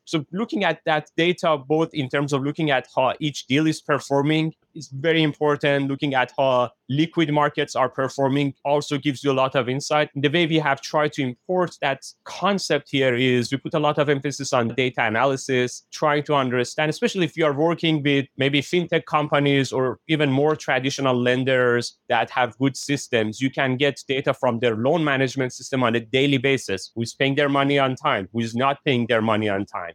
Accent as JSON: {"language": "English", "country": "Iran", "tie": "born or raised there", "moved": "as an adult", "lives_now": "United States", "said": "I was born and raised in Iran. I came to United States in two thousand one."}